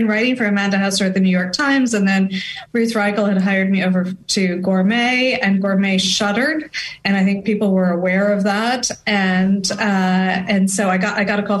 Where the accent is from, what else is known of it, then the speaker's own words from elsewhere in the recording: France; growing up in France